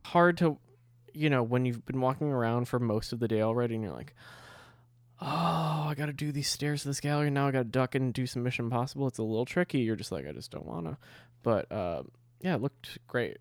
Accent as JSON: {"language": "English", "country": "United States", "said": "I'm an American."}